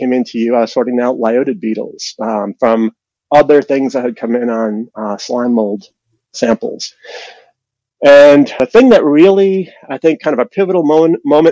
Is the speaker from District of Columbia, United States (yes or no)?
no; New York City, New York, United States; I was born in Brooklyn, New York. I lived in the city